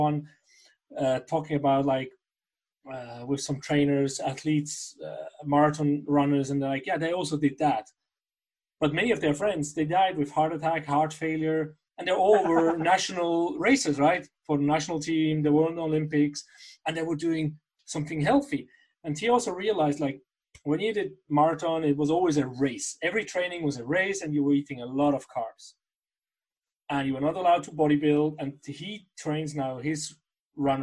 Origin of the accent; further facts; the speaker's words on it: Basel, Basel-Stadt, Switzerland; I'm from Basel